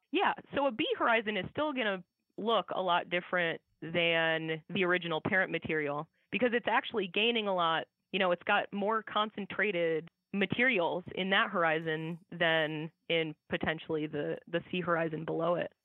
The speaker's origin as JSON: {"language": "English", "region": "Iowa", "country": "United States", "tie": "born or raised there", "said": "I grew up in Iowa"}